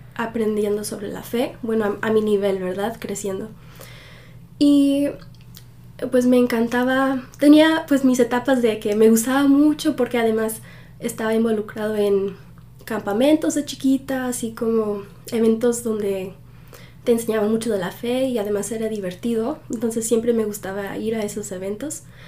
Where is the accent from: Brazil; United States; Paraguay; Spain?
United States; Pennsylvania; also born or lived in Mexico; desde que tenía 7 años nos hemos quedado aquí en Pensilvania